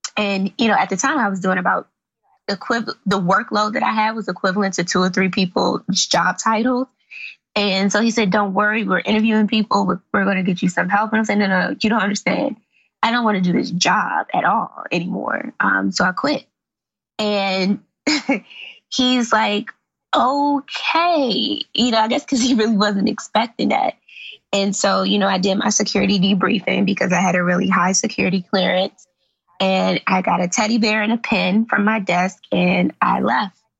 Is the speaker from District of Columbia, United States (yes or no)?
yes; Washington, District of Columbia, United States; also born or lived in Forestville, Maryland; I grew up in Southeast DC